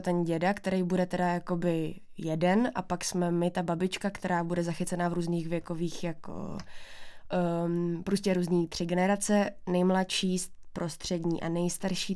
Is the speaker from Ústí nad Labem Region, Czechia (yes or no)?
no; Bohumín, Moravian-Silesian Region, Czechia; moved away as an adult; also born or lived in Ostrava; now in Prague, Czech Republic; jsem tam vyrůstala já